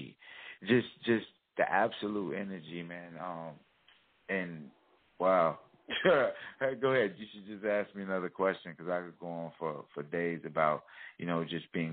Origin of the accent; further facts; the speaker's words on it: Chicago, Illinois, United States; I grew up in Chicago, Wild Hunted, South Side